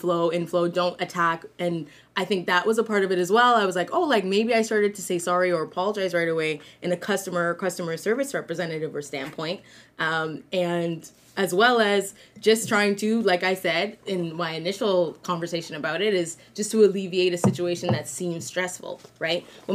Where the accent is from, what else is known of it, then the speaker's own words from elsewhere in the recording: Ghana; in my culture, I'm from Ghana